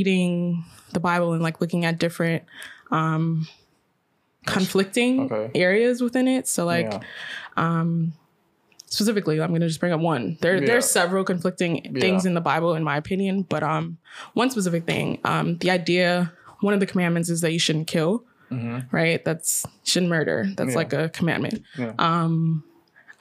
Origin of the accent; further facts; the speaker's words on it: United States; I'm American. Yeah. My parents are from Guyana